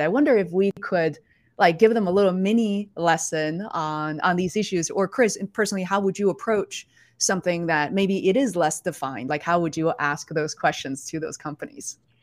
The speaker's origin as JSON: {"language": "English", "region": "Beijing", "country": "China", "tie": "born or raised there", "moved": "yes", "said": "I was born and raised in Beijing, China"}